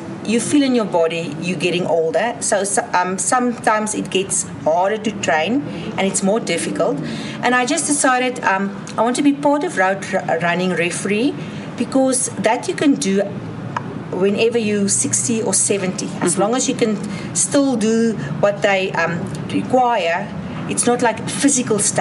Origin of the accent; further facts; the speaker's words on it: Middelburg, Mpumalanga, South Africa; I'm here from Middelburg, Mpumalanga, South Africa.